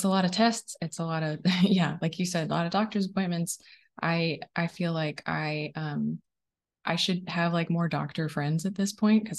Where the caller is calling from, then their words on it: Oregon, United States; I'm connecting from Oregon today, just a little bit outside of Portland.